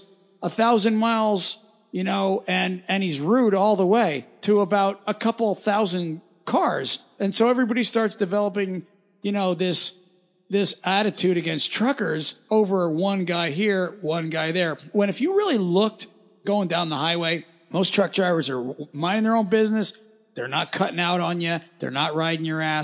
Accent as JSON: {"language": "English", "region": "Pennsylvania", "country": "United States", "moved": "yes", "said": "I'm from Pennsylvania originally"}